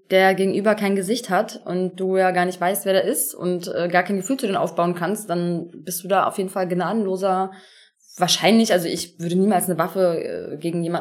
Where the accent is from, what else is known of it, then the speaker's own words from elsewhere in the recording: Turkey; ich bin halt Türkin